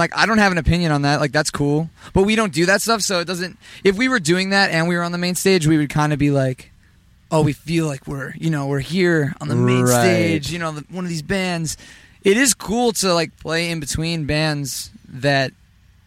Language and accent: English; Chicago, Illinois, United States; we're from Chicago or Southside Chicago